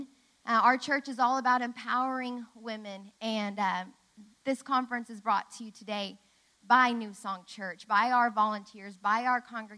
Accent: Tulsa, Oklahoma, United States; also born or lived in Dallas; now in Oklahoma City, United States; We grew up in Tulsa.

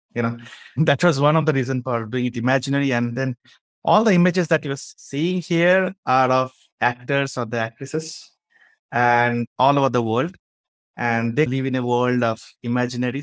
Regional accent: Bangalore, Karnataka, India; I'm from India, a place called Bangalore.

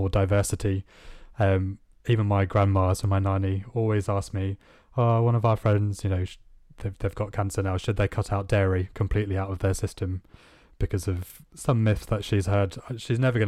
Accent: India; now in United Kingdom; I grew up in India

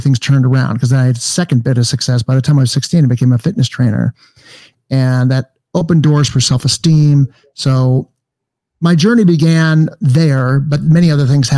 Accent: Los Angeles, California, United States; I grew up in Encino

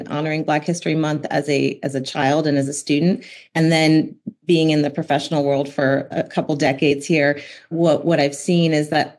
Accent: Denmark; I was born in Denmark.

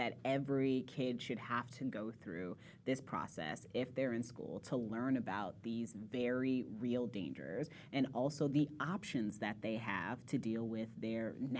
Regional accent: Indiana, United States; moved away; But I'm from Indiana, right? I grew up in Indiana

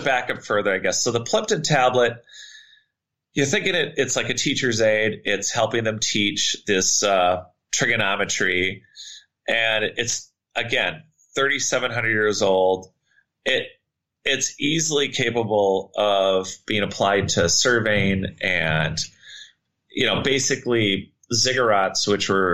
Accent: Minnesota, United States; I grew up in Minnesota

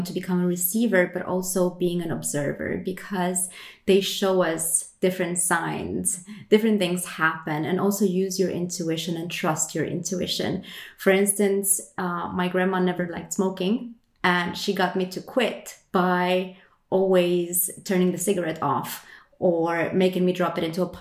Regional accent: Romania; now in Sweden; I am from Romania, but I live in Sweden

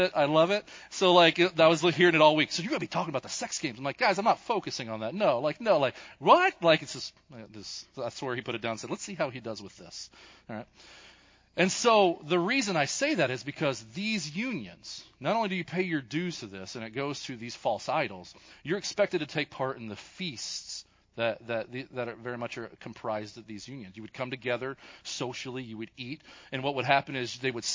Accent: Kentucky, United States; accent: Kentucky; my Kentucky accent

